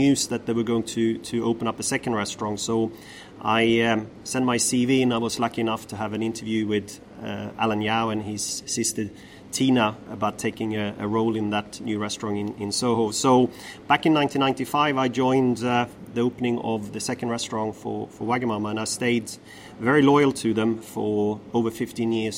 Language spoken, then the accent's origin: English; northern Sweden, Sweden; moved away as an adult; also born or lived in Stockholm, Sweden; now in London, United Kingdom; a young boy from the north of Sweden, where I'm from